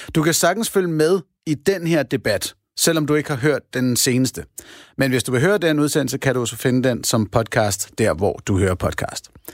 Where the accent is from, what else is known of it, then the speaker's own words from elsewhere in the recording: Denmark; Jeg er en ud af de 39 procent af danskerne